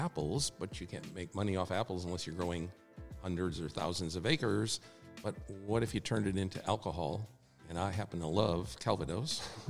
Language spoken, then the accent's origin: English; Wisconsin, United States; now in New York, United States; I grew up in Wisconsin